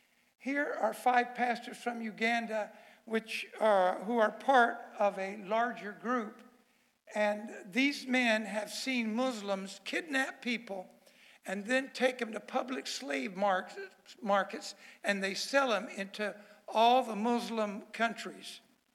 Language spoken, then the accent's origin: English; Miami, Florida, United States; I was born in Miami, Florida, but my grandmother was born in Havana.